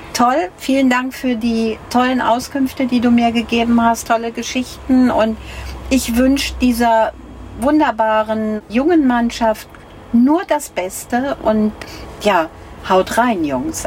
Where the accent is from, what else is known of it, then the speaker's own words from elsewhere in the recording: North Rhine-Westphalia, Germany; Ich komme ja nun aus Ostwestfalen